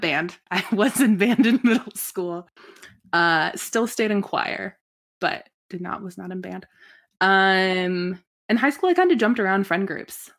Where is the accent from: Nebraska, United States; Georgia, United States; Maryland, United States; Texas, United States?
Nebraska, United States; Lincoln; also born or lived in Omaha, Nebraska; I'm from Lincoln, Nebraska